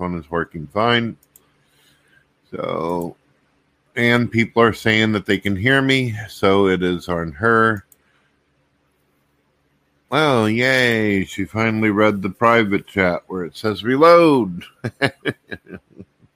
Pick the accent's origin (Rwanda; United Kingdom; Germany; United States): United States; St. Louis, Missouri; I'm from St. Louis, Missouri, so I'm Central Time